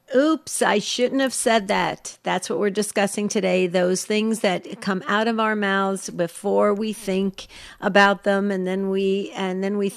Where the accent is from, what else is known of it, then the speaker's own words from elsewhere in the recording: New Jersey, United States; where I grew up in New Jersey we tend to have no filter